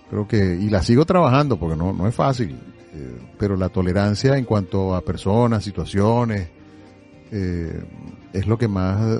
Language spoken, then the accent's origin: Spanish; Venezuela; now in Miami, United States; Aquí hay aquí hay muchos venezolanos, pero no somos la mayoría. Eh, la mayoría sigue siendo la cubana.